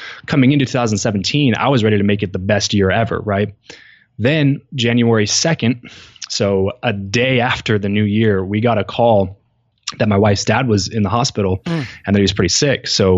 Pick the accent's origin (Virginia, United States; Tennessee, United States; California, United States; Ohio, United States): California, United States; we just kind of decided to move back to where we grew up in Southern California.